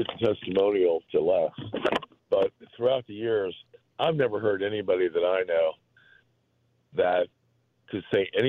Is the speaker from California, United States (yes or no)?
no; Florida, United States; now in Chicago, United States; You know, I'm originally from Florida, and I've lived all over, but I've been here a long time